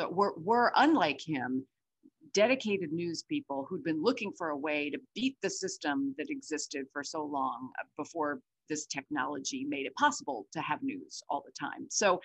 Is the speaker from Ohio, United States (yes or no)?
no; Brooklyn, New York, United States; but I did start my career as a teenager growing up in Brooklyn at CNN in its second year.